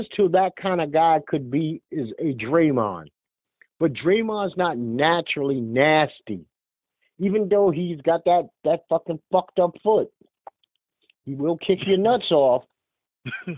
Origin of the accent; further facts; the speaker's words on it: New York City, New York, United States; being born and raised in Brooklyn